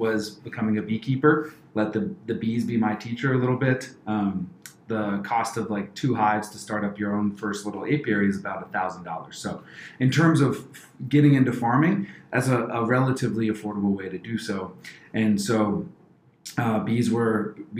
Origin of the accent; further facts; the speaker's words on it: Maryland, United States; moved away as an adult; now in Columbus, United States; I grew up mostly right outside Washington, D.C. in a place called Baton, Maryland.